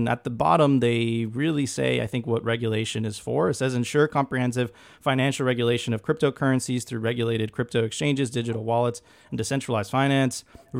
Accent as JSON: {"language": "English", "country": "Venezuela", "also_born_or_lived": "United States", "moved": "yes", "lives_now": "Puerto Rico", "said": "I immigrated here. I'm originally from Venezuela"}